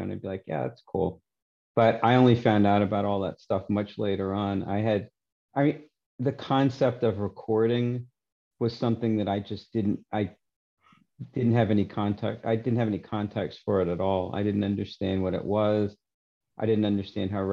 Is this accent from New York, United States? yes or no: yes; New York City, New York, United States; now in Vancouver Island, Canada; I grew up in Forest Hills, Queens, in New York City